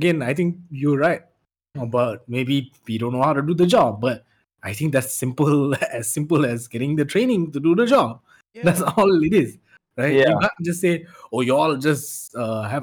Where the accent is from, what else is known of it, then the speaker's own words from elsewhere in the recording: Malaysia; We're all Malaysian.